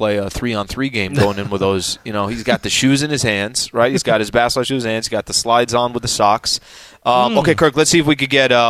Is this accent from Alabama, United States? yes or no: no; El Cajon, California, United States; I'm from East County, which is in El Cajon, San Diego, okay? That's where I'm from.